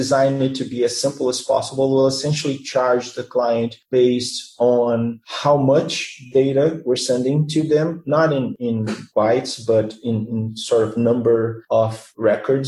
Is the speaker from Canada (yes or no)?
no; Rio de Janeiro, Brazil; I was born and raised here in Rio